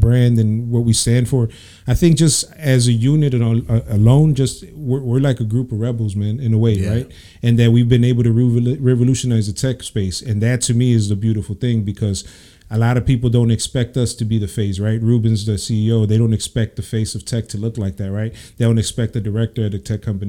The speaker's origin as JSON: {"language": "English", "town": "Chicago", "region": "Illinois", "country": "United States", "tie": "born or raised there", "said": "Born and raised in Chicago."}